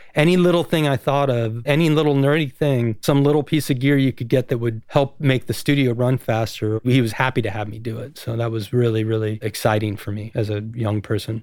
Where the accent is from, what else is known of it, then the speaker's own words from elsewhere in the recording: Hudson, Ohio, United States; moved away; also born or lived in San Mateo, California / Oakland, California; we were in just outside of Cleveland, Ohio, in a small town called Hudson. I was there for ten years